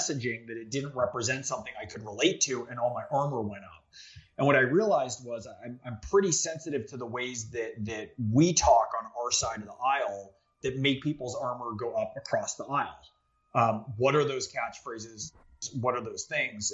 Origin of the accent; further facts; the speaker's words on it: Silicon Valley, California, United States; we were the only Democratic family when I was growing up in Silicon Valley before .com